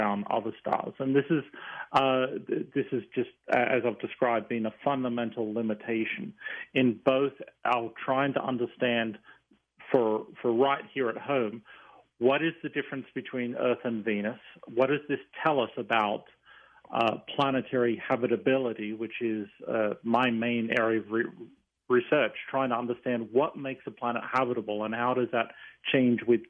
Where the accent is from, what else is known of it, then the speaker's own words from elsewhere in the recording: Tamworth, New South Wales, Australia; moved away as an adult; now in United States; I grew up in the small town of Tamworth, which is the country music capital of Australia